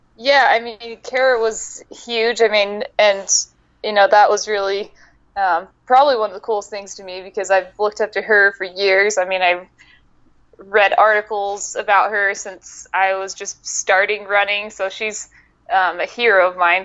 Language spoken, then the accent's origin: English; Utah, United States; now in Arizona, United States; I'm currently living in Arizona. I'm from Utah originally.